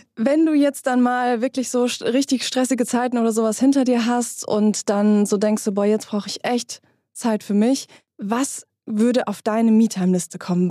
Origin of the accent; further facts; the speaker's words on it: Germany; also born or lived in Hesse; bei uns in Deutschland